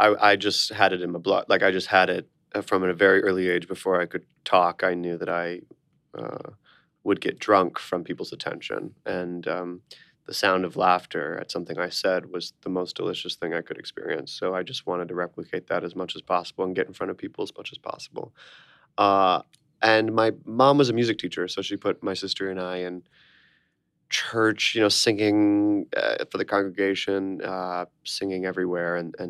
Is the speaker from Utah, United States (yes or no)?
no; Orlando, Florida, United States; moved away as an adult; now in New York, United States; us down to Orlando, Florida, which I spent 18 years living in Orlando, Florida. Very strange place to grow up, but I did.